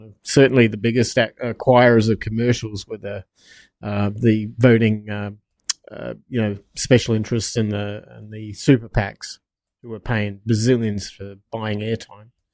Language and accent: English; United States; I'm an American.